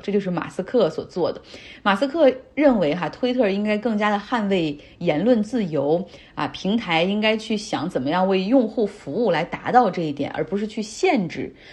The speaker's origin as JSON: {"language": "Chinese", "town": "Harbin", "region": "Heilongjiang", "country": "China", "tie": "born or raised there", "moved": "yes", "said": "我老家哈尔滨"}